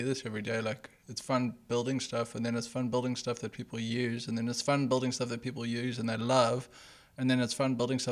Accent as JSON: {"language": "English", "country": "South Africa", "tie": "born or raised there", "said": "I grew up in South Africa"}